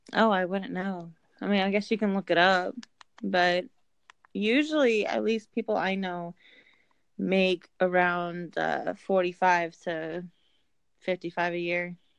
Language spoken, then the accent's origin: English; Indiana, United States; I'm from Indiana